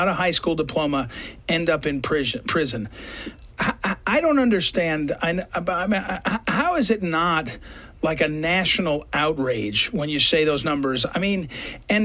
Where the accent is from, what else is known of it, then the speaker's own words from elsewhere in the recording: St. Louis, Missouri, United States; I come from St. Louis